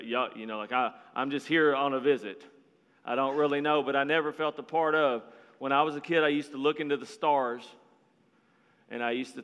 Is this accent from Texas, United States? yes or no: yes; Marlin, Texas, United States; now in Florida, United States; I'm from a little bitty town in Texas called Marlin, Texas. It's about 5,000 people